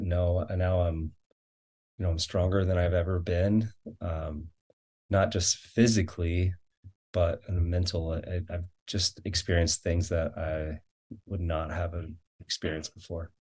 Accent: Florida, United States; now in Farmington, Utah, United States; I'm from Florida

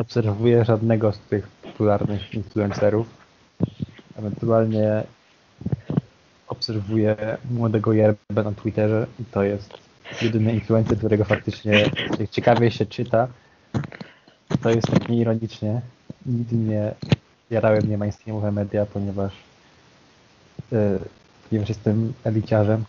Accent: Poznań, Greater Poland, Poland; Pochodzę z Poznania

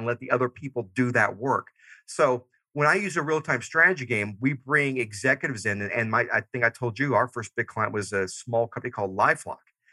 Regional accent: Georgia, United States; moved away; I'm originally from Georgia. So I still say y'all

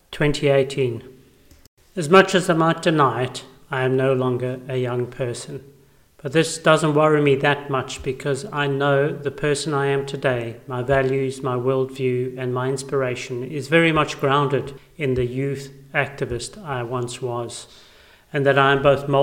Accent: South Africa; I went to schools where only English-speaking white children were allowed

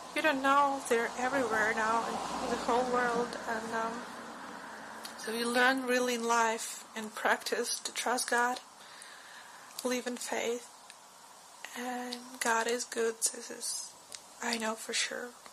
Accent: Kyiv, Ukraine; moved away as an adult; now in Budapest, Hungary; I'm from Kiev, Ukraine

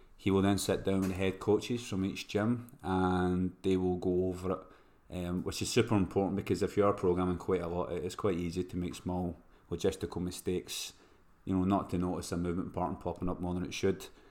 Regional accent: Scotland, United Kingdom; moved away; I've been away from Scotland for too long

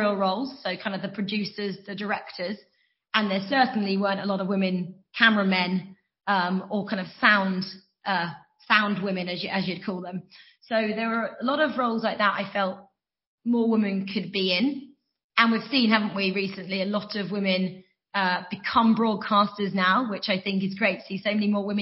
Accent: Norfolk, East of England, United Kingdom; moved away as an adult; also born or lived in Loughborough; I was brought up in Norfolk

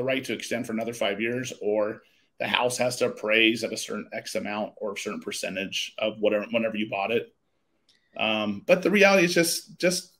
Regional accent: Midwest, United States; also born or lived in San Diego; now in Arizona, United States; I grew up in the Midwest

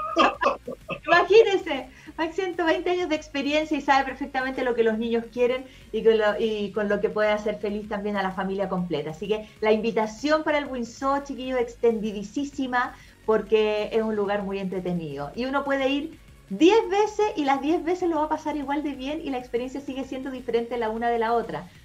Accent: Chile; como somos copuchentos los chilenos

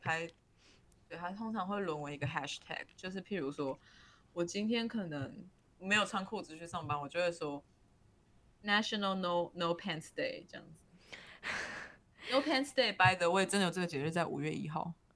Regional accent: Taiwan; 因为我们是台湾人，我们已经在台湾待太久

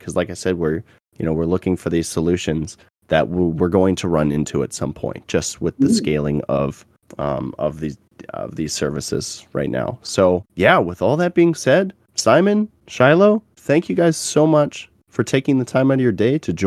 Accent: Canada; I was from Canada

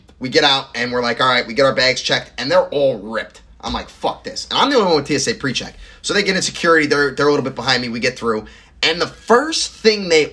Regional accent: the South, United States; as the Southerner that I am

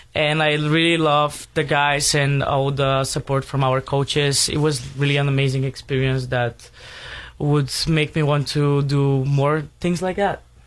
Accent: Sofia, Sofia City, Bulgaria; English is a second language; moved away as an adult; now in Torrington, United States; I'm from Sofia, Bulgaria.

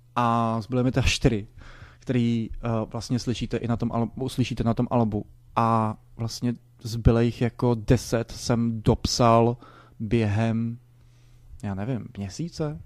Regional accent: Prague, Czechia; jsem z Barandova, eh, vyrůstal jsem mezi mm, lidma

